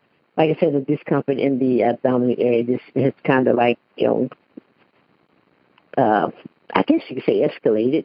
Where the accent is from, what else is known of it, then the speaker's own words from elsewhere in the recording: Texas, United States; accent: Cajun-y; moved away as an adult; also born or lived in Houston, Texas; now in Portland, United States; I grew up on the Texas-Louisiana border